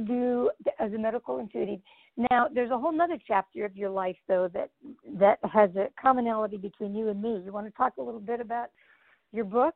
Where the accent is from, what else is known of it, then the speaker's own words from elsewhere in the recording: Grand Island, Nebraska, United States; moved away; Grand Island, Grand Island